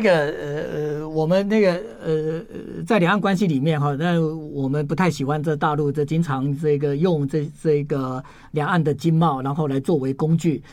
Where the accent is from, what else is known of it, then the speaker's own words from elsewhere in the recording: Taiwan; 我们台湾人已经， 已经， 已经 拼命地在吃你们的这个日本的农产品